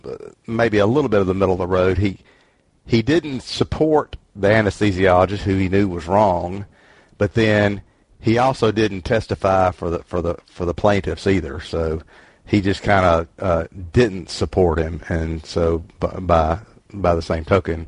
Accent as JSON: {"language": "English", "region": "Mississippi", "country": "United States", "said": "I'm from Mississippi, where a couple of generations ago we married our sister"}